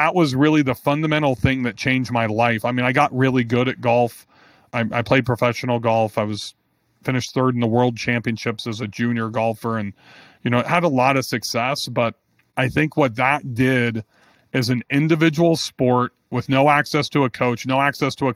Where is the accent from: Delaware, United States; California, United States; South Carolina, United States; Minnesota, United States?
California, United States; Bakersfield; moved away; I'm originally from Bakersfield, California